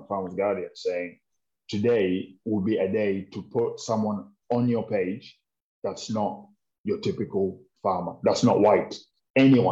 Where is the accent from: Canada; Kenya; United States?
Kenya; now in United Kingdom; as a Kenyan in Kenya, with the 44 tribes that are there, mum's from Kikuyu tribe, dad's from Aluo tribe, and both Kenyans